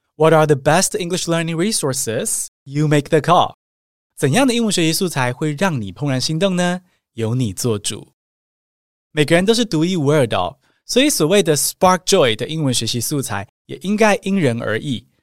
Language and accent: Chinese; Taiwan; 更多土生土长的台湾学生